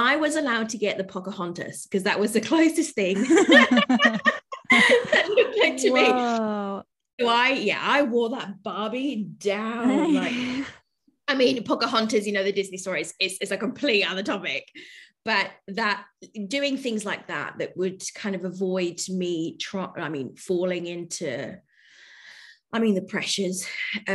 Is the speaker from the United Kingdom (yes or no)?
yes; London, United Kingdom; moved away as an adult; also born or lived in Spain; now in Melbourne, Australia; growing up in London was the multiculturalness that comes with it